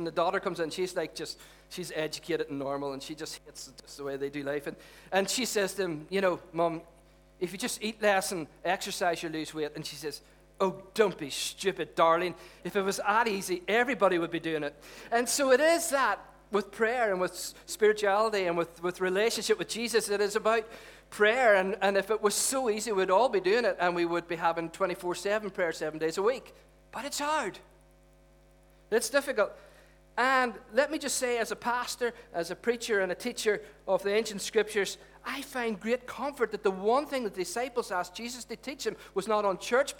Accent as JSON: {"language": "English", "town": "Derry", "region": "Northern Ireland", "country": "United Kingdom", "tie": "born or raised there", "said": "when we were growing up in Derry"}